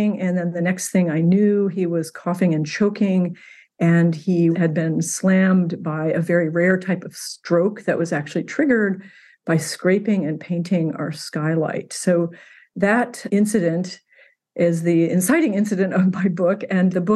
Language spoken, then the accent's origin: English; Indiana, United States; moved away as an adult; also born or lived in Alaska; now in Washington, United States; I grew up in Indiana